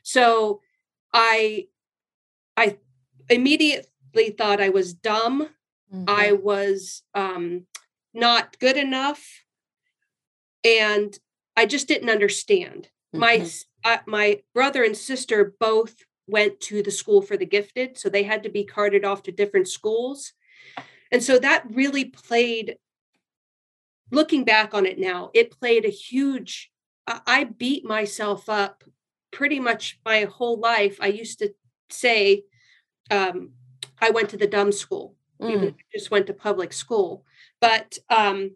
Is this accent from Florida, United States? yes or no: no; Canton, Ohio, United States; moved away as an adult; now in Gilroy, United States; I was born and raised in Canton, Ohio. I've been in California about over 30 years